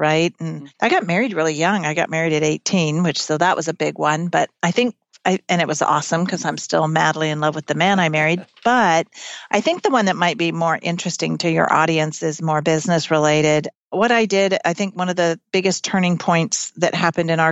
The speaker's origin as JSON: {"language": "English", "region": "California", "country": "United States", "tie": "born or raised there", "also_born_or_lived": "Chico, California / Mississippi", "said": "I grew up mostly in California, went to junior high in a little small town in Northern California called Chico"}